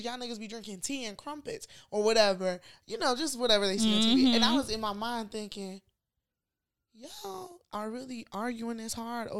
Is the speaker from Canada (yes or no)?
no; Nigeria; moved away; I never noticed being Nigerian.